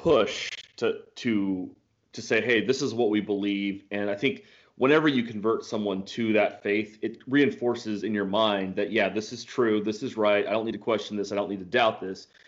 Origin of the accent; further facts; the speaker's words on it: Ohio, United States; I grew up in Ohio